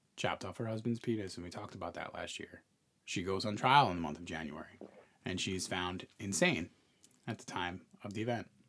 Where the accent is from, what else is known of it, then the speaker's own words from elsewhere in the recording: New York, United States; moved away; a New Yorker, as an expat, as a New Yorker